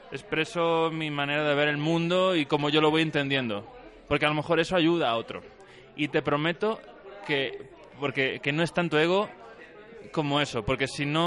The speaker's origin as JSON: {"language": "Spanish", "region": "Guanajuato", "country": "Mexico", "said": "Que soy de Guanajuato, ojo."}